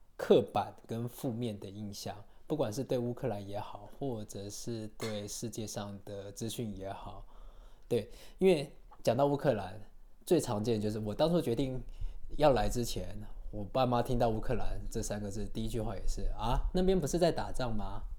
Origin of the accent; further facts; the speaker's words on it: Taiwan; now in Kyiv, Ukraine; 我们台湾人去东南亚玩